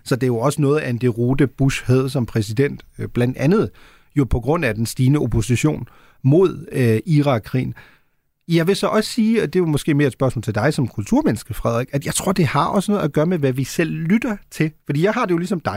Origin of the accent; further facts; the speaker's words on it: Germany; moved away; jeg er jo født og opvokset i Tyskland